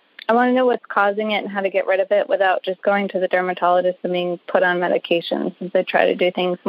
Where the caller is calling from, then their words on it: Arlington, Virginia, United States; I'm calling from Arlington, Virginia.